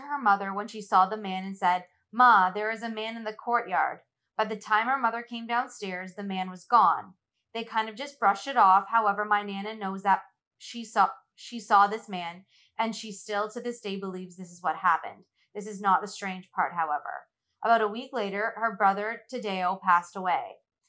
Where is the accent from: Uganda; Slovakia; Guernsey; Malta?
Malta